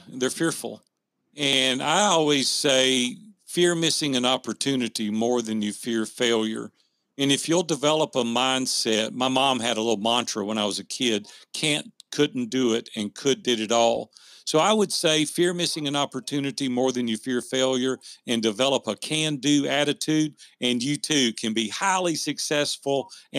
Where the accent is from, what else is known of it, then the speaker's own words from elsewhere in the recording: the South, United States; you can tell I'm from the South and my grammar is terrible